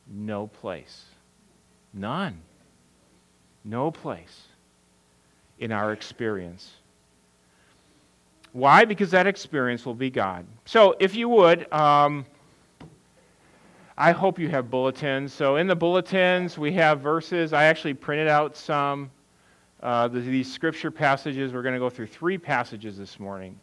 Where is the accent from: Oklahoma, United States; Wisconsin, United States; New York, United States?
Wisconsin, United States; moved away; I'm from Wisconsin